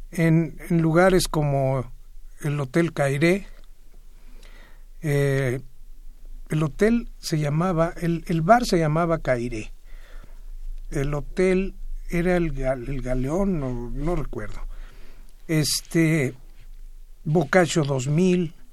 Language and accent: Spanish; Mérida, Yucatán, Mexico; Y adoro Mérida, eh, yo creo que pronto ya andaré por ahí. Tengo muchas ganas de regresarme a mi tierra.